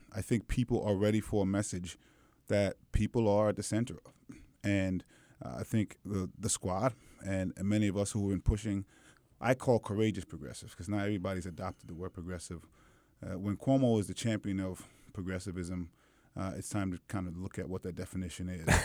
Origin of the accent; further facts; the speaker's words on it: New York City, New York, United States; also born or lived in Manhattan; I did all my schooling in the Brooklyn public school system